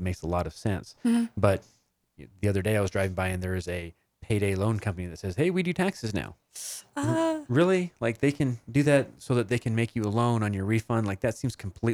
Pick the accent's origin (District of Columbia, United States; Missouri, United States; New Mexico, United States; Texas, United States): New Mexico, United States; I was born in New Mexico.